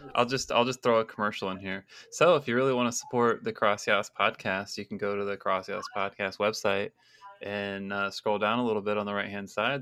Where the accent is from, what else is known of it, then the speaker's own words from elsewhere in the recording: Texas, United States; moved away; also born or lived in California; me being Texan